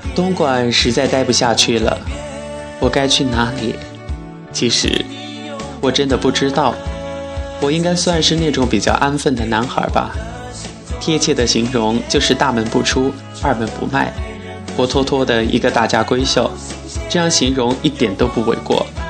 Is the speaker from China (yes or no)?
yes; Chongqing, China; also born or lived in Wuhan; 我是重庆人，家就住在长江边的山坡上